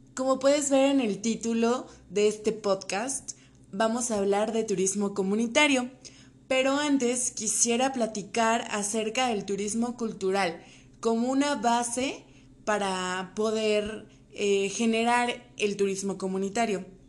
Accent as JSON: {"language": "Spanish", "region": "State of Mexico", "country": "Mexico", "said": "En mi caso, escuchaban mi acento y me decían que de dónde venía. Les comentaba que era del Estado de México"}